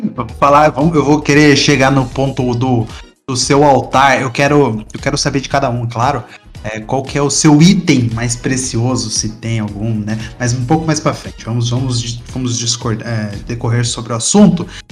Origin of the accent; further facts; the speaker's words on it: Tatuí, São Paulo, Brazil; moved away as an adult; now in Sorocaba, Brazil; eu sou de Tatuí, interior de São Paulo, vim para Sorocaba, morar no interior também de São Paulo